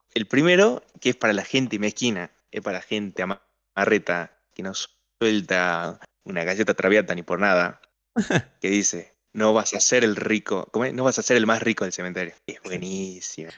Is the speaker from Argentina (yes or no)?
yes; Argentina; una muletilla especial que tienen los argentinos y más nosotros